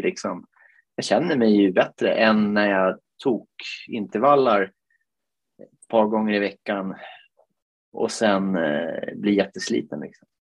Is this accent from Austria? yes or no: no; Finland; now in Piteå, Sweden; Jag är ju född i Finland